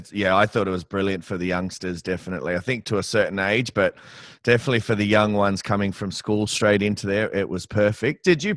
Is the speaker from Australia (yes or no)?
yes; Sydney, New South Wales, Australia; So I'm coming from Sydney. There's no state school pools like up in Brisbane down here, that's for sure.